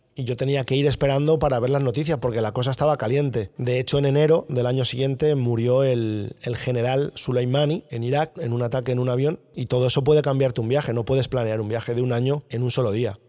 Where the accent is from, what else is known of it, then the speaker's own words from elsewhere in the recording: La Alcarria, Guadalajara, Castilla-La Mancha, Spain; also born or lived in Alcalá de Henares; nací en Alcalá de Henares y me crié en un pueblo de la Alcarria, en Guadalajara